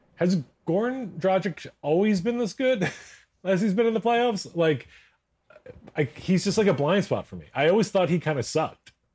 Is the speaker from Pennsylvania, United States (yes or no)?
yes; Philadelphia, Pennsylvania, United States; I'm from Philadelphia.